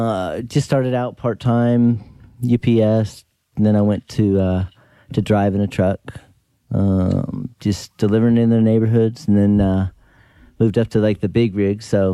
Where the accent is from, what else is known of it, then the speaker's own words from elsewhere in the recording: Nebraska, United States; moved away as an adult; now in Dallas, United States; So I am from Dallas, Texas. I grew up in Nebraska, but, moved down to Dallas, Texas in mid-90s